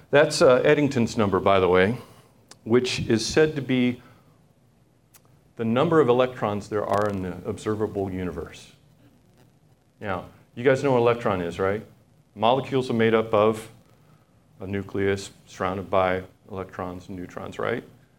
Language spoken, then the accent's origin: English; Papua New Guinea; Now, when I was growing up, I grew up in Papua New Guinea, which is a little nation north of Australia